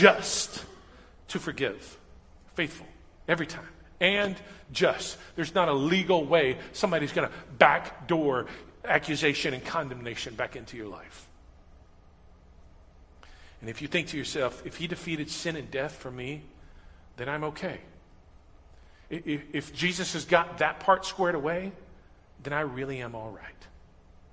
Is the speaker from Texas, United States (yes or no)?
yes; Huntsville, Texas, United States; I grew up in Huntsville, just north of here.